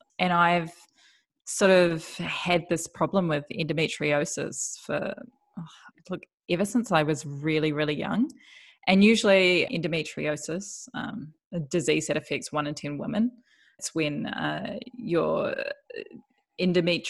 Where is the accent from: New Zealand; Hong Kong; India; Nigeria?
New Zealand; moved away as an adult; also born or lived in New York City / Melbourne; now in Bundaberg, Australia; I'm originally from New Zealand.